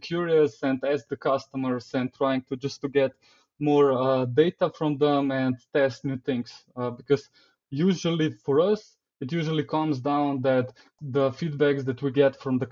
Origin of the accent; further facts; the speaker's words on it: Slovenia; I come from Slovenia. It's a pretty small country.